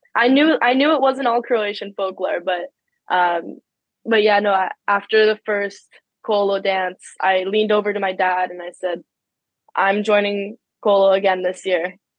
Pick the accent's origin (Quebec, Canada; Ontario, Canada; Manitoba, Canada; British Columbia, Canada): Ontario, Canada; Ottawa; I grew up in Ottawa. I've always lived in Ottawa.